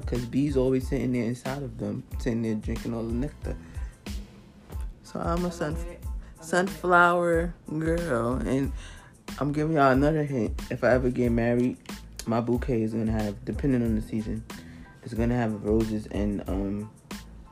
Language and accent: English; New York City, New York, United States; I'm New York. I'm from Brooklyn.